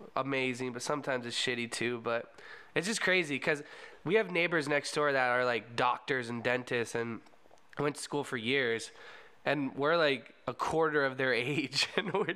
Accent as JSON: {"language": "English", "town": "Orlando", "region": "Florida", "country": "United States", "tie": "born or raised there", "also_born_or_lived": "Cocoa Beach, Florida / Merritt Island, Florida", "said": "I grew up in Orlando, Florida, and like Cocoa Beach, Merritt Island area"}